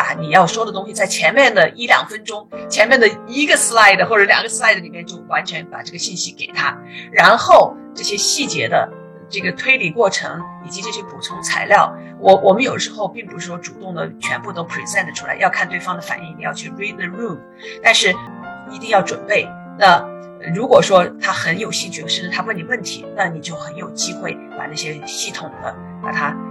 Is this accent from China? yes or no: yes; China; now in United States; 我们中国人